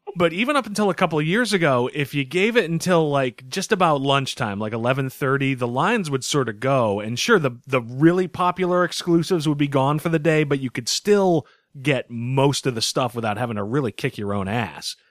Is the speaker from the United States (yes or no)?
yes; Boston, Massachusetts, United States; I'm from Boston